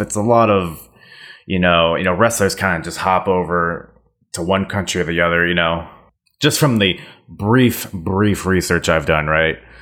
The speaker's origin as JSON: {"language": "English", "country": "United States", "lives_now": "Virginia, United States", "said": "as an American"}